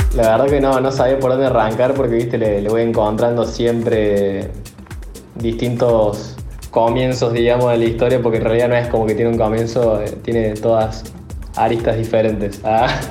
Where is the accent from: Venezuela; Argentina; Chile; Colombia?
Argentina; Córdoba; moved away as an adult; now in Tulum, Mexico; yo soy de Córdoba Capital, de Argentina, y actualmente estoy viviendo acá en México, eh, en lo que es Tulum